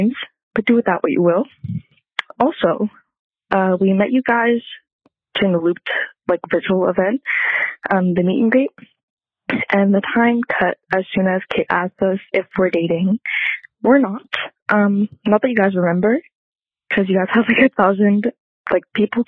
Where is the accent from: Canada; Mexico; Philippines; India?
Canada; Montreal, Quebec; I'm 20 and I'm from Montreal.